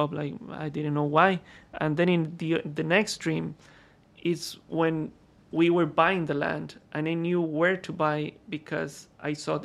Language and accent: English; Costa Rica; moved away; also born or lived in London; I was born in Costa Rica in Latin America